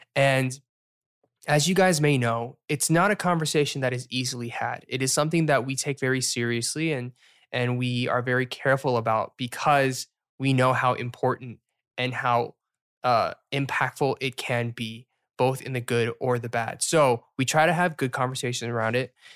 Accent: the South, United States; accent: Southern; when I'm here, my Southern accent comes out every once in a while

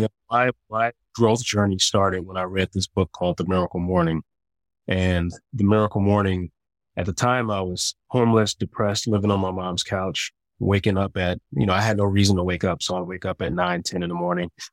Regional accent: Chicago, Illinois, United States; moved away as an adult; also born or lived in San Diego; I moved to San Diego. I'm from Chicago.

